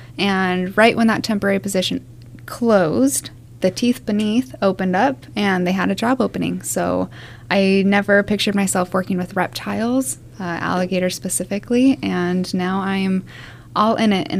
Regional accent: Salt Lake City, Utah, United States; moved away as an adult; I'm from Utah. Nice. Yep. Salt Lake City.

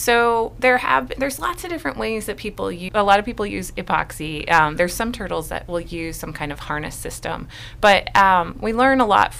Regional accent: Connecticut, United States; also born or lived in Illinois; I was born in Illinois, in Southern Illinois, and then I moved to Connecticut. So I lived in Connecticut for most of my life.

